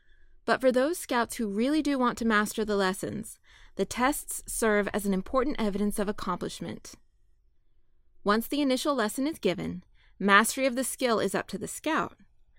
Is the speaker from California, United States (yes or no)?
yes; California, United States; Growing up in California, it was cowboys and wagon trains that caught my imagination.